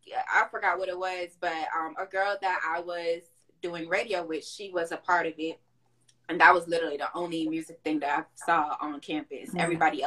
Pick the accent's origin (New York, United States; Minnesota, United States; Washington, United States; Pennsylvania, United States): New York, United States; New York City; moved away; also born or lived in Florida; I'm originally from Brooklyn, but I moved to Florida